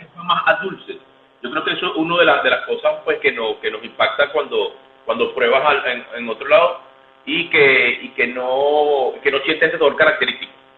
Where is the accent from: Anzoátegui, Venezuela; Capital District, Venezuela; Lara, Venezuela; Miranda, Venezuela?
Lara, Venezuela; Barquisimeto; soy nativo de aquí de por supuesto, tengo familia en Maracaibo, pero soy de aquí, soy larense, larense